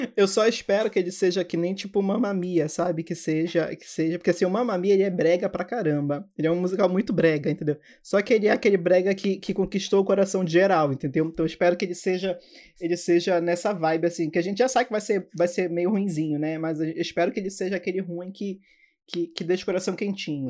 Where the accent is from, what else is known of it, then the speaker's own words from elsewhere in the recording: Belém, Pará, Brazil; eu sou de Belém do Pará